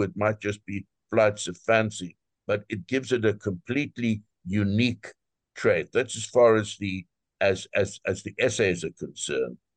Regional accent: South Africa; moved away as an adult; now in United States; I'm originally, I was born in South Africa uh, and um, I'm a physician

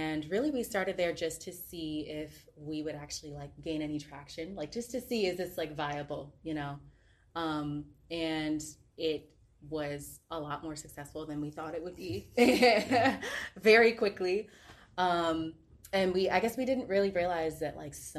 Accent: Chesapeake, Virginia, United States; also born or lived in Hampton, Virginia / Yorktown, Virginia; I'm from Chesapeake

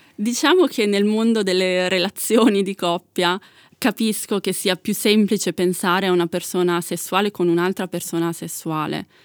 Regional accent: Milan, Lombardy, Italy; io sono nata e cresciuta a Milano

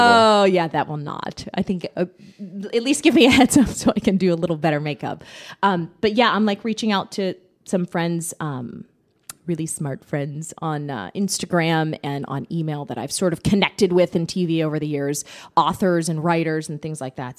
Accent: Pittsburgh, Pennsylvania, United States; moved away as an adult; now in Orlando, United States; I'm from Pittsburgh, went to school there, went to Carnegie Mellon, worked there for six years

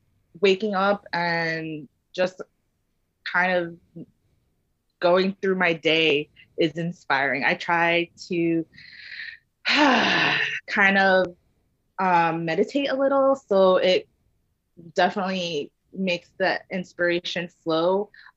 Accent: Philippines; Yes, I'm Filipino, and my favorite dish from my dad is called kare kare

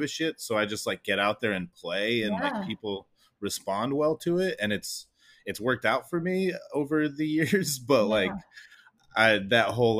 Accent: Northeastern Arizona, United States; moved away as an adult; I'm from, I grew up in Northeastern Arizona

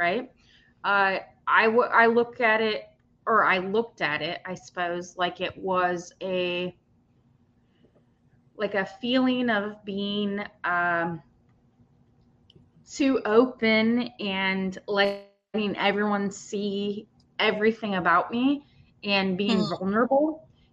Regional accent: United States; I'm from the United States

